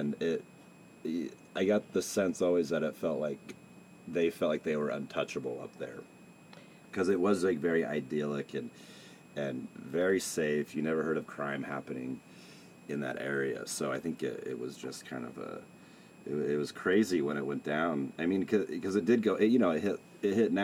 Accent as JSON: {"language": "English", "town": "Salt Lake City", "region": "Utah", "country": "United States", "tie": "born or raised there", "said": "I grew up here. I moved around a little bit in my 20s, but I settled back here"}